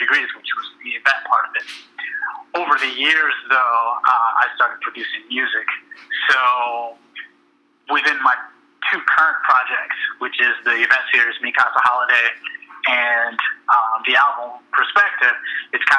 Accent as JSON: {"language": "English", "town": "Elgin", "region": "Illinois", "country": "United States", "said": "I'm from Elgin, which is a suburb of Chicago"}